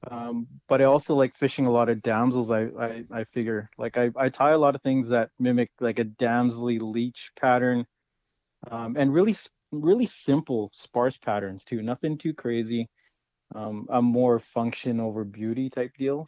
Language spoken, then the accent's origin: English; Winnipeg, Manitoba, Canada; also born or lived in British Columbia; now in Kelowna, Canada; I grew up in Winnipeg, so at heart I'm a Jets fan